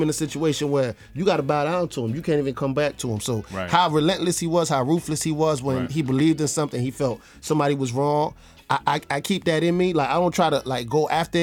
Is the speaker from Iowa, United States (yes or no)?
no; New York City, New York, United States; I'm from Brooklyn, New York.